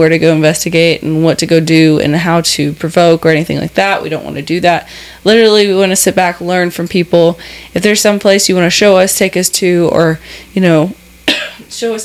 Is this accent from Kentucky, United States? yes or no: yes; Kentucky, United States; I'm from Kentucky